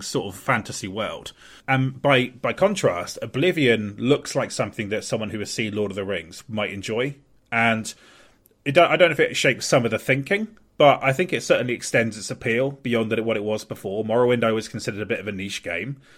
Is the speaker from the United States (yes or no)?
no; Portsmouth, South East England, United Kingdom; born or raised there